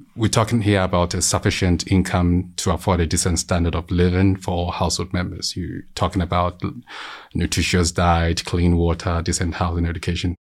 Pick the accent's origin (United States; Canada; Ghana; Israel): Ghana; moved away; I hail from Ghana, a neighboring country to Cote d'Ivoire